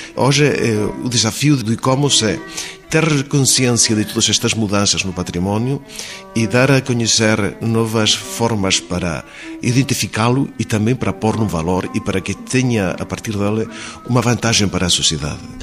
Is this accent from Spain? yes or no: yes; Spain; first language Spanish; Portuguese is a second language; Os espanhóis temos uma língua foneticamente muito simples.